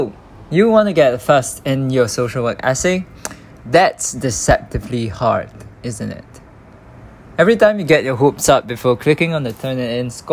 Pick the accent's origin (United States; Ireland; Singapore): Singapore; English is a second language; moved away as an adult; also born or lived in Nottingham; I spent 21 years growing up in Singapore